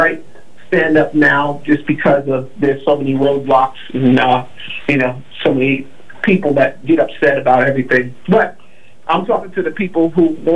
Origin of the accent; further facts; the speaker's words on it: New York, United States; now in Los Angeles, United States; I grew up in New York